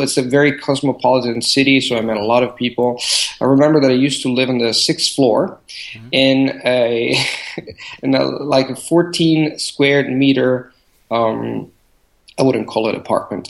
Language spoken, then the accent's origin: English; Rome, Lazio, Italy; moved away as an adult; also born or lived in Barcelona; I was born and raised in Rome